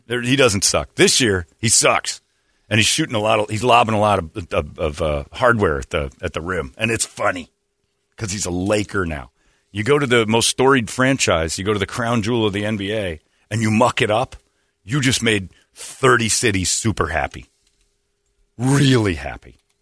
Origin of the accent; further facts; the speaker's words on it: United States; also born or lived in Phoenix, Arizona; I'm an American